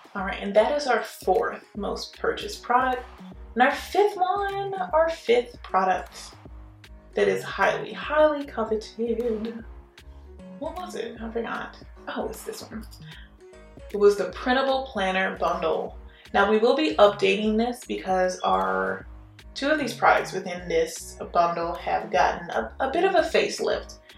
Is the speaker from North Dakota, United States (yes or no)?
no; Houston, Texas, United States; also born or lived in New Orleans, Louisiana; now in Baton Rouge, United States; I'm actually from Texas, Houston originally. But yeah, born in New Orleans, but definitely I claim Texas for sure.